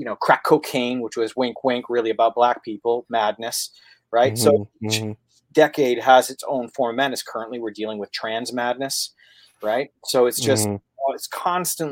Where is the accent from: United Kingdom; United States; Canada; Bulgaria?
Canada; I'm coming from Canada.